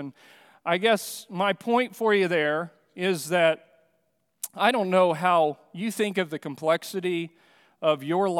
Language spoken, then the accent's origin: English; Amazon basin, Venezuela; also born or lived in Brazil; I mentioned that I grew up in the Amazon basin there in Venezuela and Brazil, and while growing up there, I had lots of privileges of hunting and fishing trips with the Yanomamu people, because we lived 3 hours from civilization in a small airplane